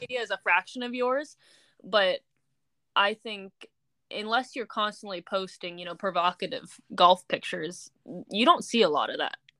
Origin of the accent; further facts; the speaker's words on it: Laguna Beach, California, United States; I'm from Laguna Beach, California